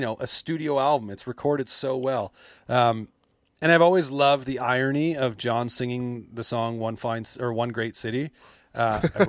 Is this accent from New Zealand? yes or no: no; Canada; I'm Canadian